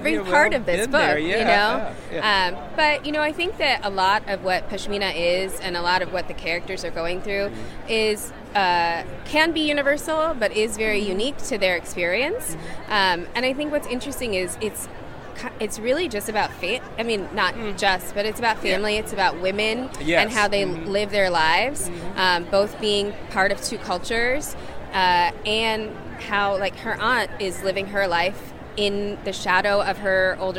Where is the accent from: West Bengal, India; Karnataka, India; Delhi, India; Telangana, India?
West Bengal, India; Kolkata; moved away; I was born in Calcutta. And when I go back, it's to Calcutta